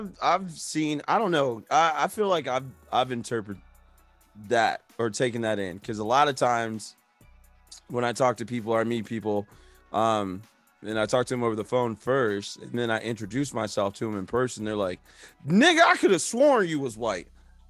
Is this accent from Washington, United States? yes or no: no; Ohio, United States; grew up in Ohio.